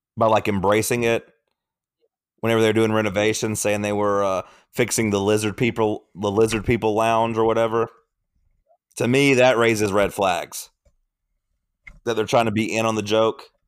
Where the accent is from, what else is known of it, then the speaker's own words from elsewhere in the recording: Athens, Tennessee, United States; I'm from McMinn County, not Monroe County